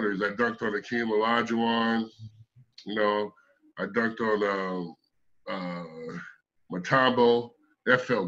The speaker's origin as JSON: {"language": "English", "area": "right outside of Chicago", "region": "Indiana", "country": "United States", "tie": "born or raised there", "said": "I'm from outside of Chicago. I was born in Indiana, right outside of Chicago."}